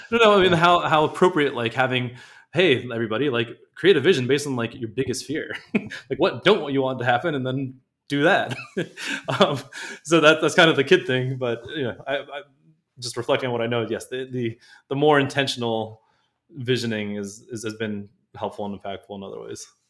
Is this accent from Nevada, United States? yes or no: no; Southern California, United States; I grew up in Southern California